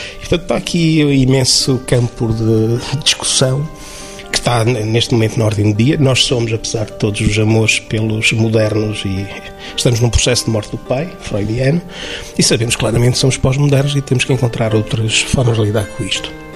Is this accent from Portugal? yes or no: yes; Chaves, Norte, Portugal; minha terra, enfim, eu sou de Chaves